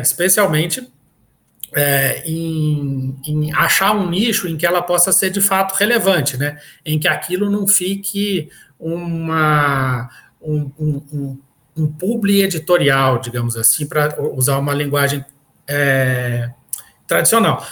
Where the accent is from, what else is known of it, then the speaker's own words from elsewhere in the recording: Minas Gerais, Brazil; moved away; Minas Gerais, que foi na cidade onde eu nasci